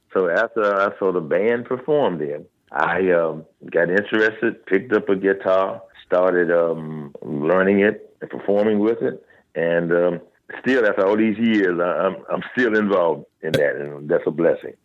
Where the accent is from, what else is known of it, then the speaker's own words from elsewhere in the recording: Washington, District of Columbia, United States; I'm from Washington, D.C.